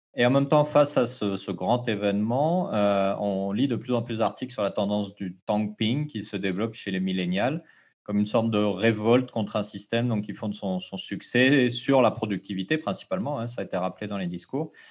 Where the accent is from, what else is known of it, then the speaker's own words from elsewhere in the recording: French Polynesia; chez nous, au Fénois